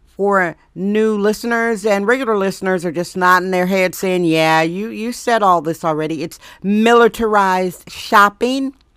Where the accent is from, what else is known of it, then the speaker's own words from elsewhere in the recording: Wisconsin, United States; moved away as an adult; now in San Francisco, United States; I'm from Wisconsin.